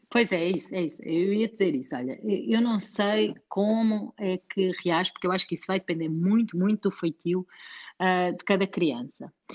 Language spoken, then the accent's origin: Portuguese; Portugal; nós que somos portugueses